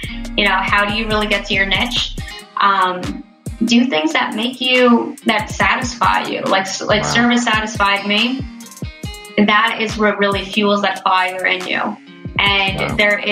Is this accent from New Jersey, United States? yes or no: yes; Bernardsville, New Jersey, United States; I grew up in Bernersville, New Jersey.